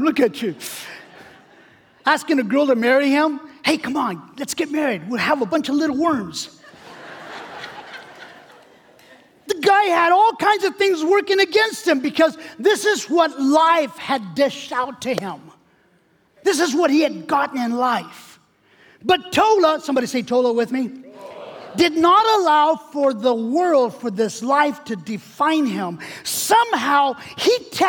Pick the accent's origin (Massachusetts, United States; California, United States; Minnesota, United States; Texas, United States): California, United States; I'm from California